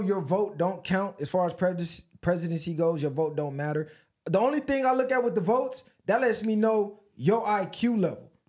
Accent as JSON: {"language": "English", "country": "United States", "said": "I'm an American, a taxpayer by force"}